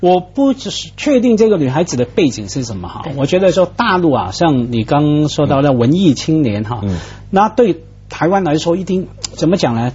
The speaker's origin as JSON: {"language": "Chinese", "country": "Hong Kong", "said": "我作为香港人"}